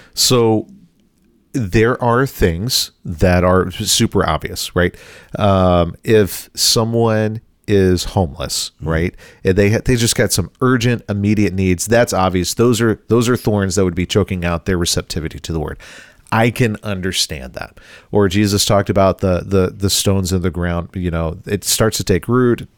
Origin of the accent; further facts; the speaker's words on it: Bible Belt, the South, United States; now in Midwest, United States; I grew up in the South in the Bible Belt.